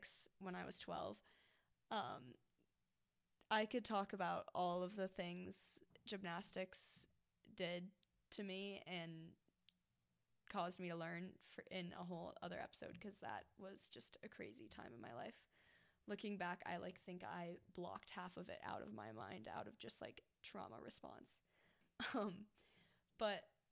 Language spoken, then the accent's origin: English; Golden, Colorado, United States; I'm from Golden, Colorado